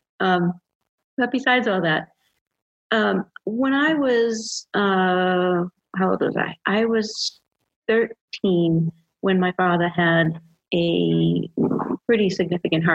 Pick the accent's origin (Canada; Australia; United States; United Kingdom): United States; Massachusetts; moved away as an adult; now in Georgia, United States; I'm from Massachusetts, but I've been living in Georgia for the last 5 years